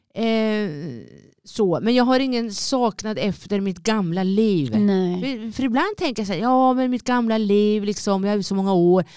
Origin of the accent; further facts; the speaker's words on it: Linköping, Östergötland, Sweden; moved away as an adult; det är min hemstad, det är där jag är född, det där jag är uppväxt